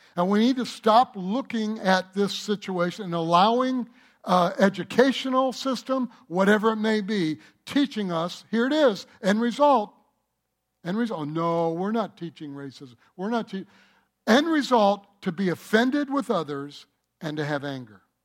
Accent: Michigan, United States; moved away; also born or lived in North Carolina / California; I grew up in Michigan

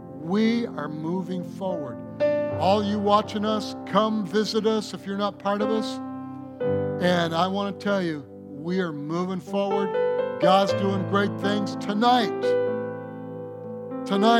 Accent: Michigan, United States; I'm from Michigan. And we talk like that a lot.

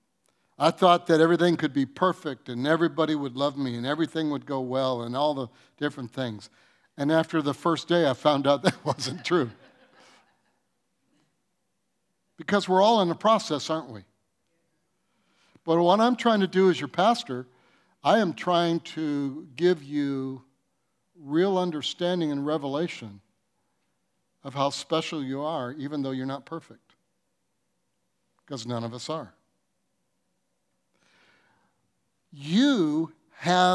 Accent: Detroit, Michigan, United States; I was raised in Detroit

